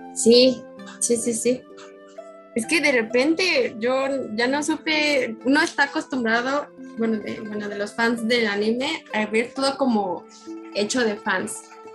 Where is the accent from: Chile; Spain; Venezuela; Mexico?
Mexico; yo soy de México